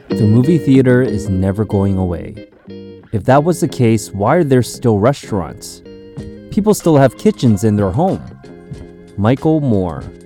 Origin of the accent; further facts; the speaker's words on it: Canada; growing up in Canada